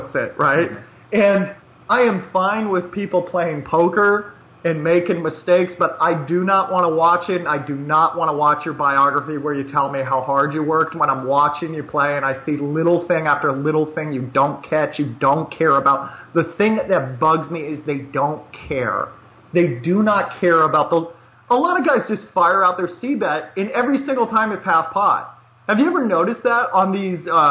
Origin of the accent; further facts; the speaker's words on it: United States; I'm so American